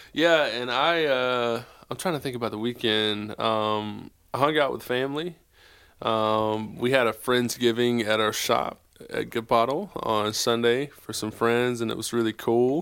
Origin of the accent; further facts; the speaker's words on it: South Carolina, United States; now in Charlotte, United States; I'm from South Carolina